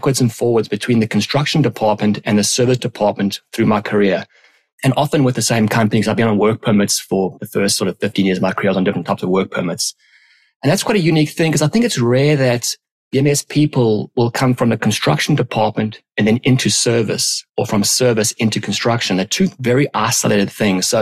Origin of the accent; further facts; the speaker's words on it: South Africa; moved away as an adult; also born or lived in London, United Kingdom; born and raised in South Africa